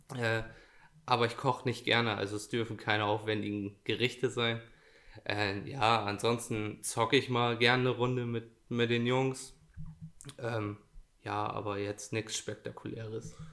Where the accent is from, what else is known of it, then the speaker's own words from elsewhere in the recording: Edewecht, Lower Saxony, Germany; ich komme nicht direkt aus dem Kern Edewecht, sondern aus Porzloge.